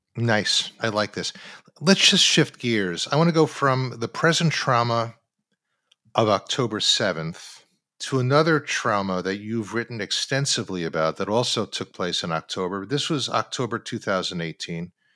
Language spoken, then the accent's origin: English; Long Island, New York, United States; where I grew up on Long Island